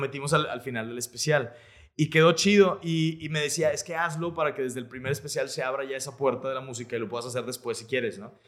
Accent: Monterrey, Nuevo León, Mexico; also born or lived in Mexico City; yo soy de aquí de Monterrey

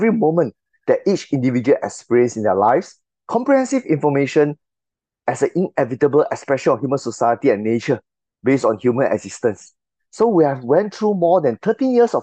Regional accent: Singapore; I'm from Singapore.

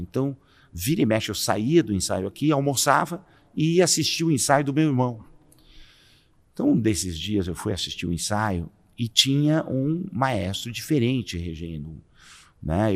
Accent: São Paulo, Brazil; cresci na Vila Bela, nasci na Vila Bela, ali na região da, da Vila Prudente

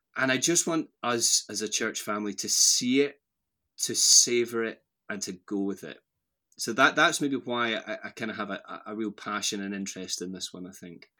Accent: Strathblane, Scotland, United Kingdom; moved away as an adult; also born or lived in Lanarkshire / Airdrie / Aberdeen / Bristol; now in Edinburgh, United Kingdom; I grew up just outside Glasgow, so my mum and dad live in this little village called Strathblain, which is halfway between Loch Lomond and Glasgow city centre. So that's where I, I grew up

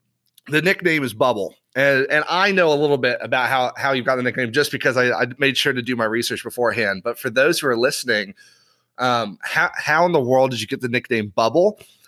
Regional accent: Ireland; So I grew up overseas in Ireland.

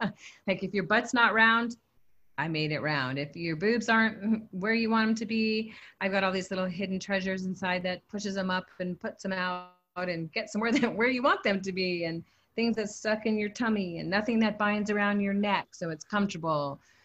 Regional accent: California, United States; now in Hawaii, United States; I'm from Southern California. I've lived here in Hawaii my whole life.

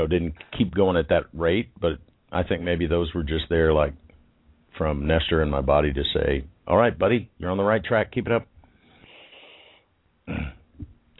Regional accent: Texas, United States; because I was from Texas

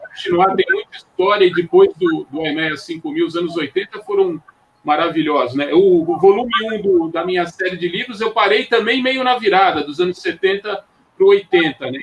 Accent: São Paulo, Brazil; eu sou de São Paulo, da capital

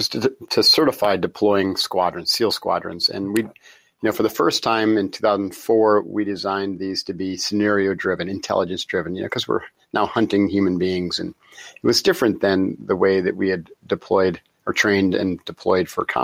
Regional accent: Encinitas, California, United States; Encinitas, California, which is my hometown

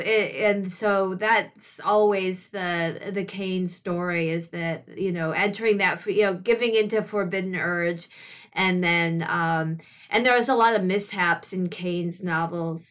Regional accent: Grosse Pointe, Michigan, United States; moved away as an adult; also born or lived in New York; I'm from the Detroit area in Michigan

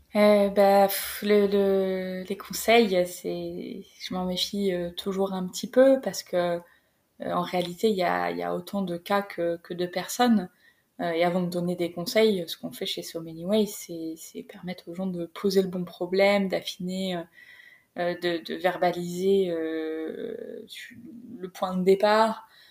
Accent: Creil, Hauts-de-France, France; moved away; vers Creil, là où j'ai grandi

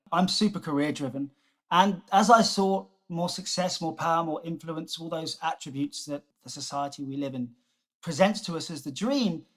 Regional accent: Jersey; moved away; also born or lived in South Africa; I grew up on on Jersey

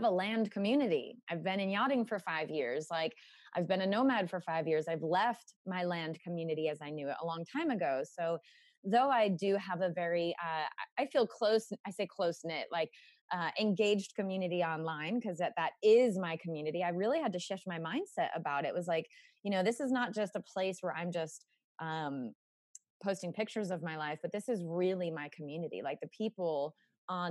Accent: United States; I grew up in America

